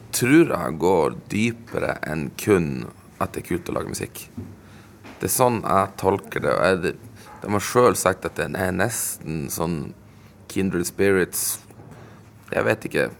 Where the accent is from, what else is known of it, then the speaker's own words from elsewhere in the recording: Sweden; moved away as an adult; also born or lived in Stockholm, Sweden / Umeå, Sweden; now in Vadsø, Norway; jeg er jo sjøl innvandrer fra Sverige